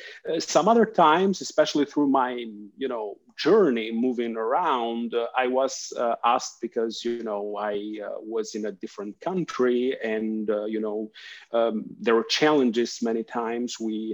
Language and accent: English; Albania; English is a second language; moved away; also born or lived in Greece; I originally am from Albania. It's a little country in the Balkans. It's between Greece and Italy. I have moved quite a lot through my life experience for work, mainly for school.